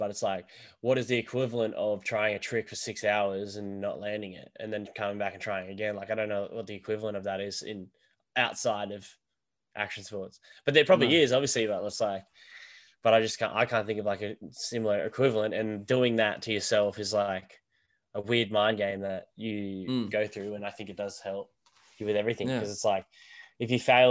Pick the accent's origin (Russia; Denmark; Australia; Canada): Australia; Sunshine Coast, Queensland; also born or lived in Wodonga, Victoria; So I moved up to with my mum's mum, my nan, in Queensland, where I live right now. So the Sunshine Coast, we moved up there when I was, it would have been grade one or so.